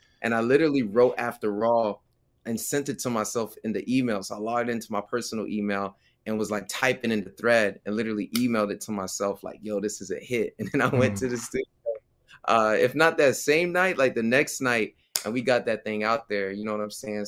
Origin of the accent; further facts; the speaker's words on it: Clayton County, Georgia, United States; born and raised in Clayton County, Georgia